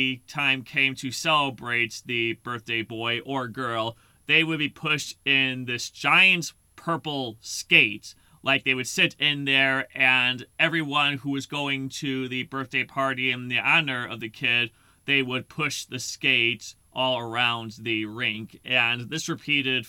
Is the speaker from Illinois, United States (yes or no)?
yes; Lombard, Illinois, United States; I grew up in Lombard, Illinois